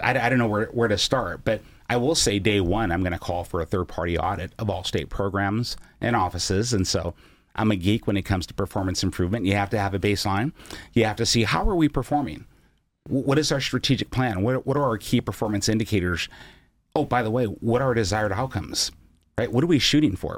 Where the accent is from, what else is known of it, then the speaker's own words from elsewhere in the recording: Seattle, Washington, United States; also born or lived in East Oakland, California; Mom moved us to Seattle when I was six years old